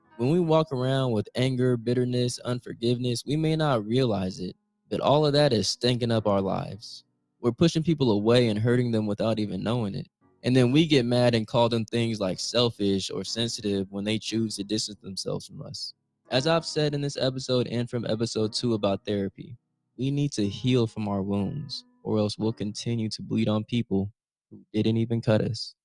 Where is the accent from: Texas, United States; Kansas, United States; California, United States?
California, United States; Oakland; I was from Oakland